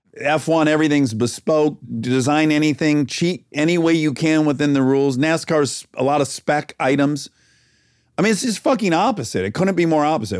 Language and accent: English; Detroit, Michigan, United States; now in California, United States; I'm from Detroit. My family was in the automotive industry